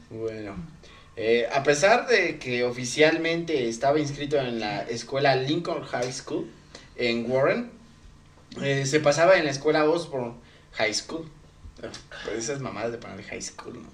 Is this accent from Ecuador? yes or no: no; Ecatepec, State of Mexico, Mexico; somos de Catepec